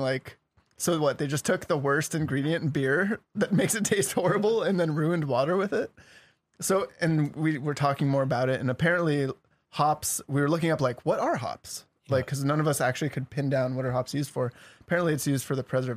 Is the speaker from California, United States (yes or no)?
yes; Novato, California, United States; I grew up in Nevada, which is literally just 10 minutes south of there